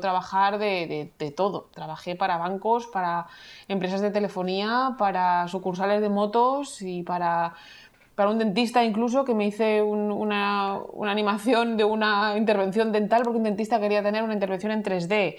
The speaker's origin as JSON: {"language": "Spanish", "town": "Madrid", "region": "Community of Madrid", "country": "Spain", "moved": "as an adult", "lives_now": "Vancouver, Canada", "said": "soy madrileña de origen. Estoy viviendo ahora mismo en Vancouver"}